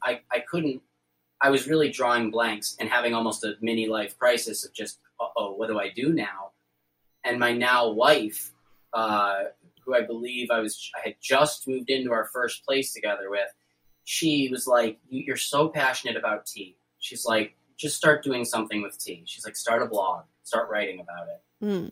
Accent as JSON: {"language": "English", "region": "New York", "country": "United States", "said": "I'm from New York"}